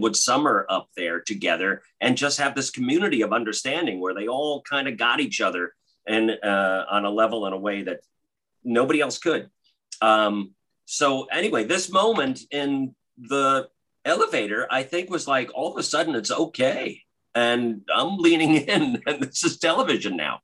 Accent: New York metro area, United States; growing up in the New York metro area

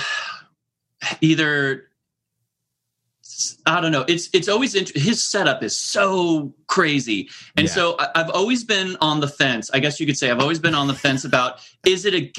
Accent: Lincoln, Nebraska, United States; now in Anaheim, United States; I grew up in Lincoln, Nebraska, and I so rarely get back there

